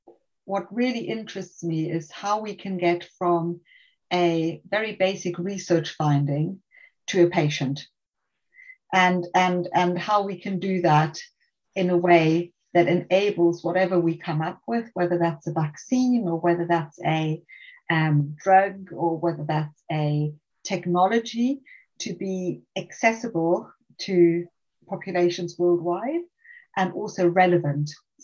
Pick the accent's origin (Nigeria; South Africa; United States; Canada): South Africa; moved away; also born or lived in Germany; I'm originally South African, and then my parents moved to Germany at some point, and I studied medicine in Germany.